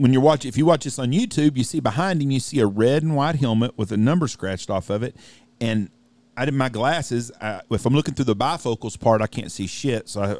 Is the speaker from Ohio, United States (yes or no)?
no; Wichita Falls, Texas, United States; I grew up in Wichita Falls